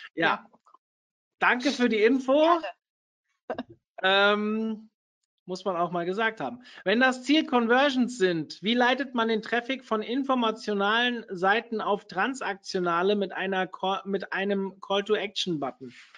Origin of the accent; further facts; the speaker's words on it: Hesse, Germany; ich bin Hesse